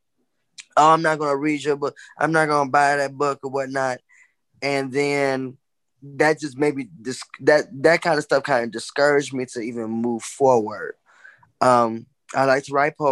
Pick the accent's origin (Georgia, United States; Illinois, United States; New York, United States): Illinois, United States; Justice; moved away as an adult; now in Chicago, United States; originally I am from the southwest suburbs in Illinois called Justice